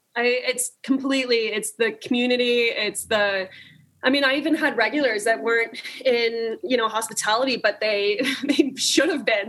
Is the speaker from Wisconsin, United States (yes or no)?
no; California, United States; growing up in California